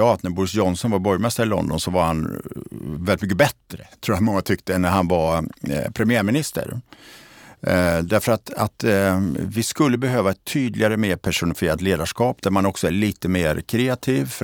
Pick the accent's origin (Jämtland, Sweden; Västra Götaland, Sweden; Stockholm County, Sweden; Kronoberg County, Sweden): Västra Götaland, Sweden; Borås; Jag är ju eh, född och uppvuxen i Borås eh, som ju har en väldigt positiv och intressant utveckling